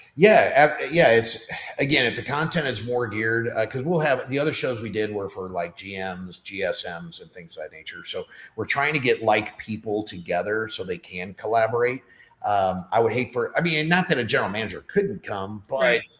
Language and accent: English; St. Louis, Missouri, United States; moved away as an adult; now in Nashville, United States; I don't want to leave St. Louis. I love, you know, it's just my my hometown.